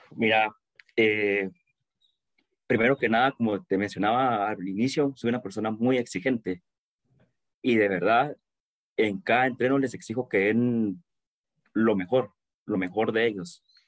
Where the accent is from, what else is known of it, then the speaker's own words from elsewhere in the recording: Guatemala; Como buen chapín.